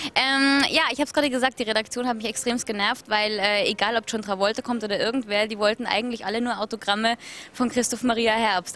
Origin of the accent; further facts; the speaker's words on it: Austria; Ich als Österreicherin